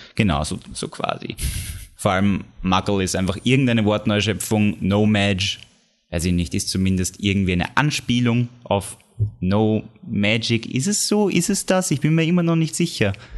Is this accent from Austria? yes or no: yes; Austria; bei uns in Österreich